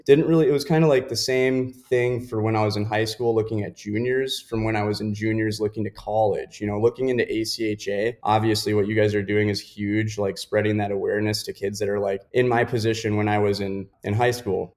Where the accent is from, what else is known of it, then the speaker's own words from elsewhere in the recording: Richfield, Minnesota, United States; moved away as an adult; also born or lived in Illinois; growing up in Richfield, Minnesota, and then I actually migrated over to Bloomington Jefferson just for hockey purposes.